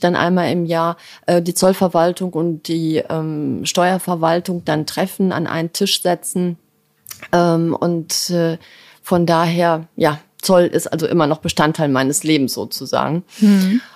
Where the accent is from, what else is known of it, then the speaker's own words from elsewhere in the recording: Dortmund, North Rhine-Westphalia, Germany; now in Hamburg, Germany; ich bin ein Kind des Ruhrgebiets. Ähm, ich bin, äh, in Dortmund geboren